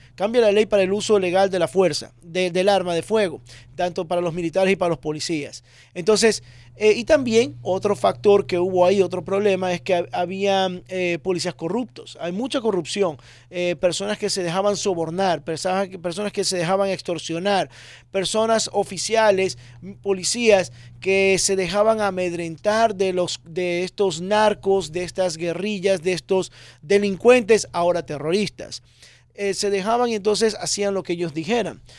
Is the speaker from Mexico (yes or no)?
no; Ecuador; now in Miami, United States; yo nací en Ecuador. Nací en Ecuador y vine al año, año 2000, vivo aquí en Miami